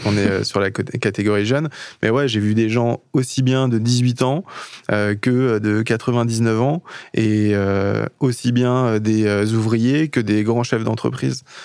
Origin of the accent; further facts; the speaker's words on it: Le Mans, Pays de la Loire, France; je suis du Mans